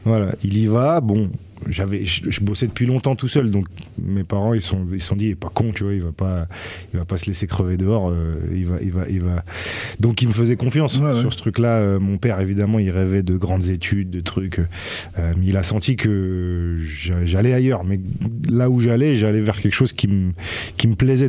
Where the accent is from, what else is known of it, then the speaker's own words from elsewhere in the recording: Grenoble, Auvergne-Rhône-Alpes, France; moved away as an adult; J'ai passé 20 ans, mes 20 premières années à, Grenoble.